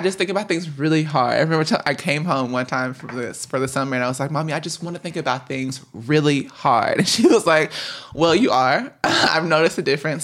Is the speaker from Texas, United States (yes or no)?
yes; DeSoto, Texas, United States; moved away; also born or lived in Chicago; I am from DeSoto, Texas